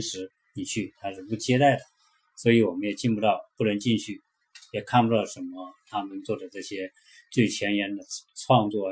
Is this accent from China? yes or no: yes; China; 我们中国人